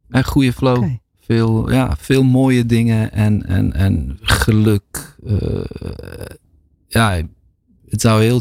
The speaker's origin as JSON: {"language": "Dutch", "country": "Bosnia & Herzegovina", "said": "En, en in Bosnië of in Balkan, waar ik vandaan kom, is, gaat toch heel vaak daarover"}